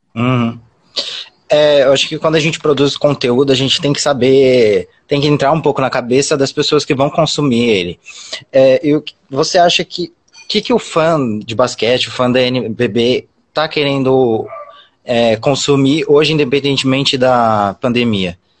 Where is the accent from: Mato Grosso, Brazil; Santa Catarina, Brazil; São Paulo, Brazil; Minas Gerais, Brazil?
São Paulo, Brazil; Mogi das Cruzes; eu sou aqui de Mogi das Cruzes